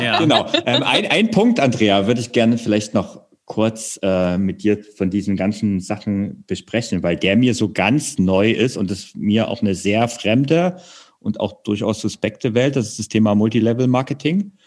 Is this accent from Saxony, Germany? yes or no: yes; Saxony, Germany; moved away; ich komme ja ursprünglich aus Sachsen